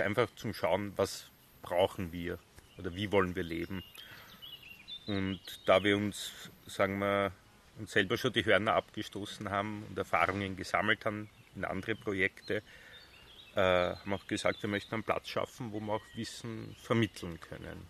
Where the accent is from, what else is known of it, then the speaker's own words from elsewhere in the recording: Bad Vöslau, Lower Austria, Austria; also born or lived in Semmering / Vienna / Switzerland; now in Südburgenland, Austria; Bad Fürslau, mhm. Bezirk Baden